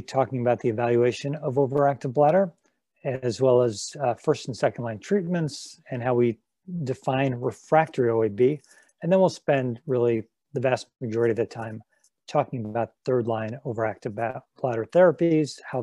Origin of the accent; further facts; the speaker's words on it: Los Angeles, California, United States; now in Cleveland, United States; I'm from Los Angeles, but I'm in Cleveland now